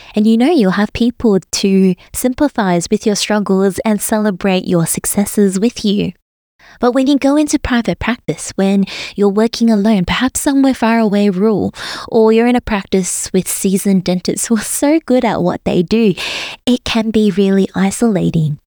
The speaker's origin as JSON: {"language": "English", "town": "Melbourne", "region": "Victoria", "country": "Australia", "tie": "born or raised there", "also_born_or_lived": "Sydney", "moved": "as an adult", "lives_now": "Brisbane, Australia", "said": "I was born and raised in Melbourne"}